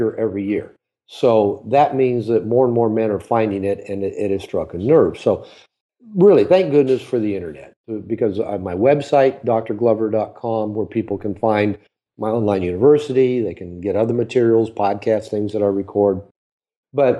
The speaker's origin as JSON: {"language": "English", "country": "United States", "tie": "born or raised there", "moved": "as an adult", "lives_now": "Mexico", "said": "because I grew up in America. I actually live in Mexico now most of the year"}